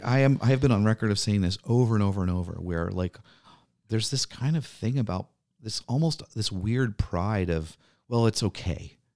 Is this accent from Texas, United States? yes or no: no; New Orleans, Louisiana, United States; now in Milwaukee, United States; I grew up in New Orleans